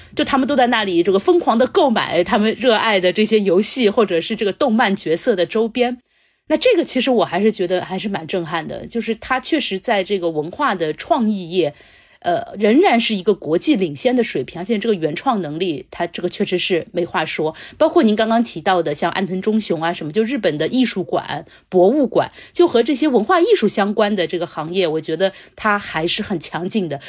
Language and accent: Chinese; Shanghai, China; 我们中国人，或者说上海人